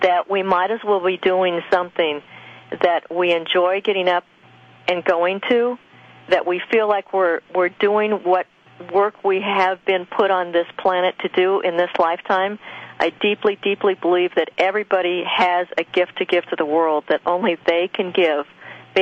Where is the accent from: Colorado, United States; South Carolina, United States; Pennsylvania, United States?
Colorado, United States; Loveland; the farm I grew up on in Loveland, Colorado